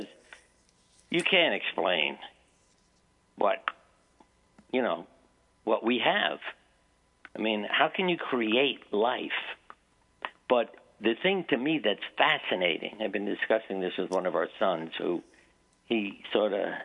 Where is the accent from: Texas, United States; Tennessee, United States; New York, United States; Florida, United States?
New York, United States; moved away; I grew up in New York